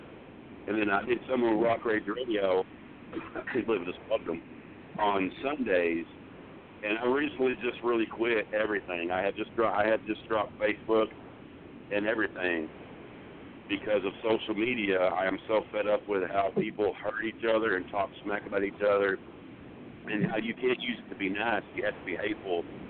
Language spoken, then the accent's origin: English; Texas, United States; I'm from Texas